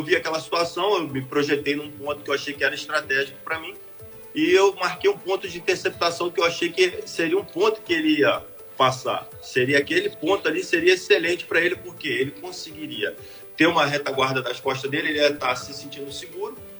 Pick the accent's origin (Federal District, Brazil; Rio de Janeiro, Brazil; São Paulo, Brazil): Rio de Janeiro, Brazil; Angra dos Reis; sou morador da cidade, sou prata da cidade, nascido e criado em Angra do Reis